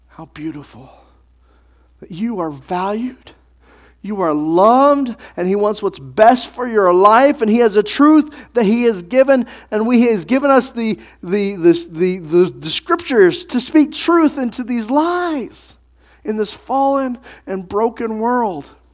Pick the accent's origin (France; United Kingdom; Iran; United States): United States; we're from America in twenty-first century